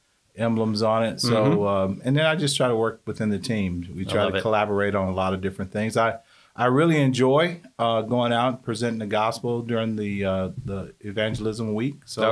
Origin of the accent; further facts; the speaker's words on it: Birmingham, Alabama, United States; now in Decatur, United States; I grew up in Birmingham most of my life and ended up in Decatur probably back in 1987.